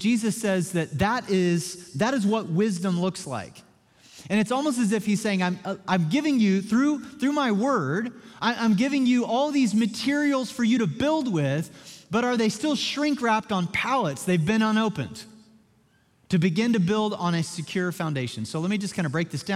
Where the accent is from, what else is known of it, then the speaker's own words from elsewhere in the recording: Joplin, Missouri, United States; moved away; my hometown of Joplin, Missouri